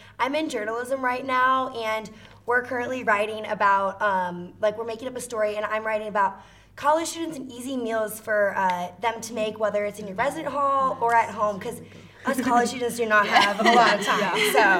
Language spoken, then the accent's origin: English; St. Louis, Missouri, United States; I'm from St. Louis, Missouri, so about 3.5 hours from Rockhurst.